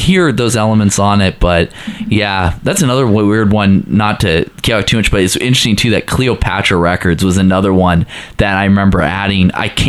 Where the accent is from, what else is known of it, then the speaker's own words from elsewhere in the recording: Washington, United States; I grew up, I'm from Washington, the state of Washington, like Seattle and stuff.